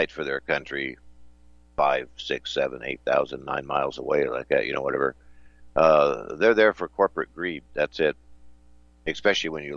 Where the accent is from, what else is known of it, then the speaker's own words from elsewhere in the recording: United States; I'm American